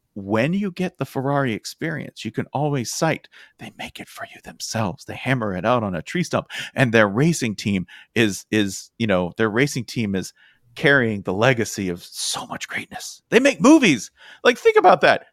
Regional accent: United States; I'm an American

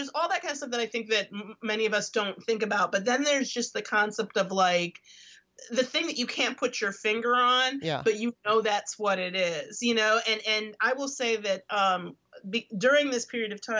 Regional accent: Detroit, Michigan, United States; moved away; growing up in Detroit

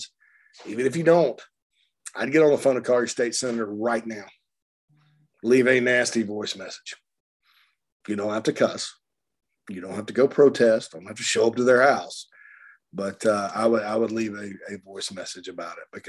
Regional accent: Spartanburg, South Carolina, United States; born or raised there

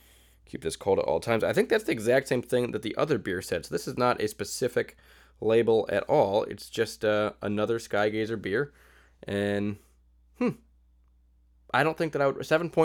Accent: Southington, Connecticut, United States; here in my hometown of Southington, Connecticut.

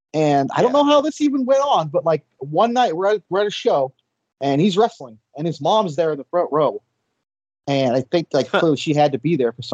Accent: United States; Either. We're American. We know how to speak, so we're good.

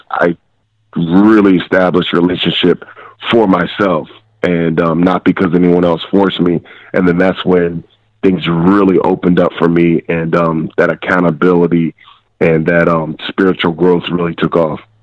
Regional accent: Eastern Pennsylvania, United States; I'm from Eastern Pennsylvania. Um, you know, small blue collar town

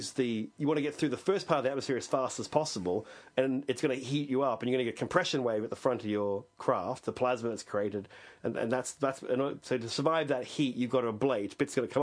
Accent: Australia; I'm from Australia

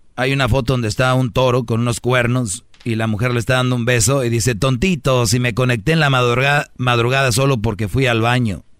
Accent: northern Mexico, Mexico; así hablo yo fuerte. Soy del norte

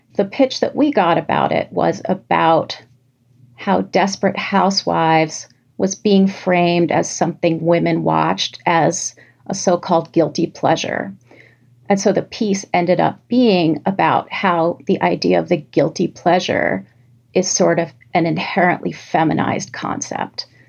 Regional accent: New York City, New York, United States; growing up in New York City

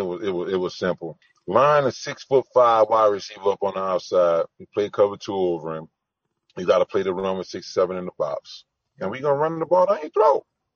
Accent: Louisiana, United States; I'm from Louisiana.

